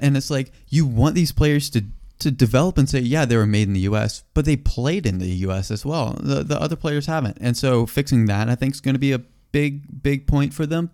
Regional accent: United States; we're American

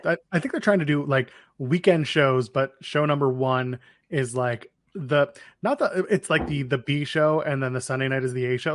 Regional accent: Ottawa, Ontario, Canada; Ottawa, my hometown

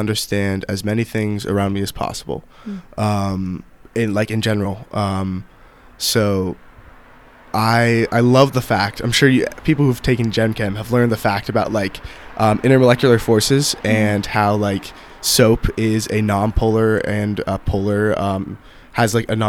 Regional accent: Pittsburgh, Pennsylvania, United States; I'm from Pittsburgh.

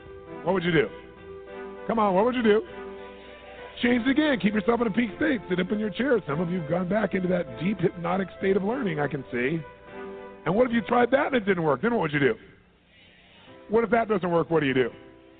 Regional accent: Southern California, United States; I'm from Southern California

